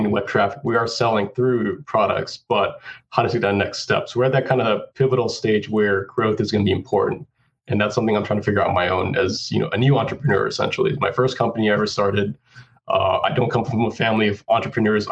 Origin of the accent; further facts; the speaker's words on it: Hawaii, United States; moved away as an adult; also born or lived in Boston / California; I'm from Hawaii